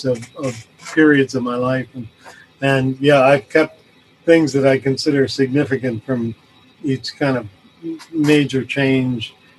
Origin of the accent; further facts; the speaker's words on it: Detroit, Michigan, United States; also born or lived in New York; now in Kingston, Canada; I grew up in Detroit, actually. I was born in New York, moved to Detroit when I was 10